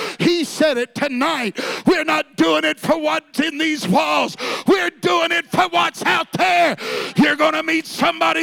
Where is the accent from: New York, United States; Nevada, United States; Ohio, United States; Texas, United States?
Texas, United States; I'm really a Texan